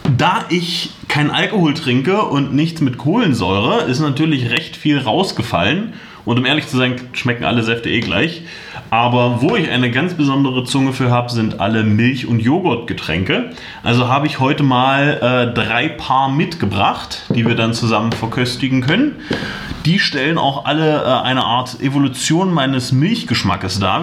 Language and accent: German; Magdeburg, Saxony-Anhalt, Germany; moved away as an adult; now in Halle, Germany; Ich komme ursprünglich aus Magdeburg, wohne jetzt in Halle